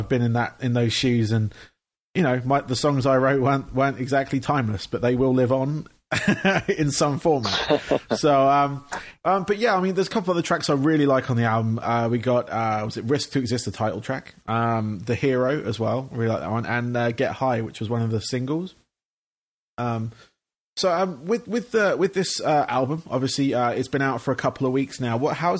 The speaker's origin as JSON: {"language": "English", "region": "England", "country": "United Kingdom", "moved": "yes", "said": "obviously, I'm from England originally. I moved here 5 years ago."}